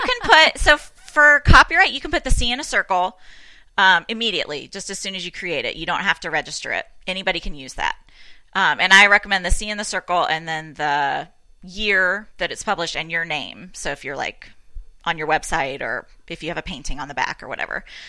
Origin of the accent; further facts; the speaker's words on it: Tennessee, United States; I'm from Tennessee